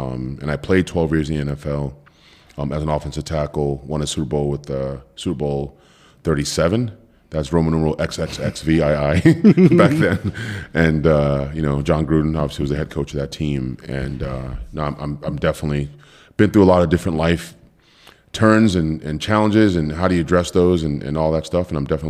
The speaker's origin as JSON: {"language": "English", "country": "Cameroon", "tie": "born there", "said": "Yeah, so just high level, I was born in Cameroon, West Africa."}